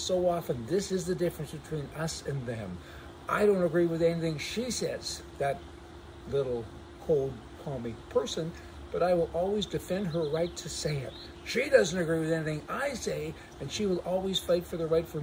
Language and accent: English; Canada; our country, to Canada